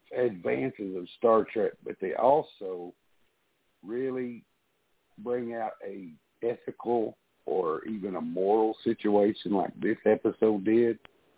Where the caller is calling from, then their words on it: Tennessee, United States; I'm calling you from Tennessee.